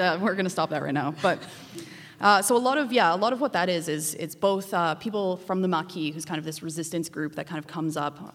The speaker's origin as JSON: {"language": "English", "town": "Calgary", "region": "Alberta", "country": "Canada", "moved": "yes", "lives_now": "Montreal, Canada", "said": "I'm from Calgary originally, Treaty 7"}